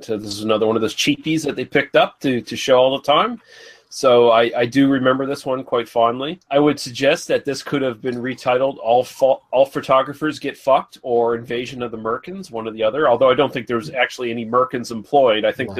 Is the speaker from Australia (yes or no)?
no; Canada; just being Canadian